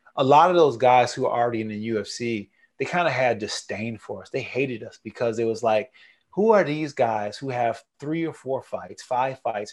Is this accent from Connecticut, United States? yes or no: no; Niagara Falls, New York, United States; moved away; I'm a Niagara Falls boy, man. I'm from Niagara Falls, New York